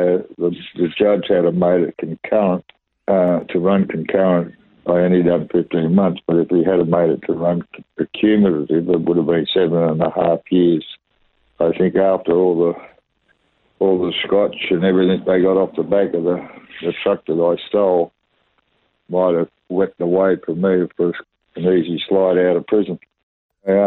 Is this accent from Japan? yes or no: no; Sydney, New South Wales, Australia; I was born in Sydney in 1949. I was born at Crown Street Women's Hospital. I grew up in Auburn, Parramatta district until I was about 14 years of age